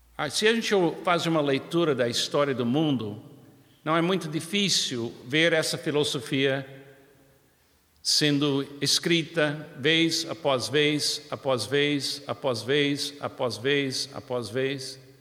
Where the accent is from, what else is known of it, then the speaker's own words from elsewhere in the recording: United States; Portuguese is a second language; now in Brazil; Eu, como americano, é muito claro para mim, na minha infância, e conhecendo a história do meu país